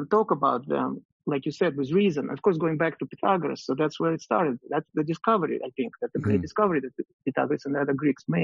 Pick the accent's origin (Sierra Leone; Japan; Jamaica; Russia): Russia; moved away as an adult; now in United States; I grew up in Russia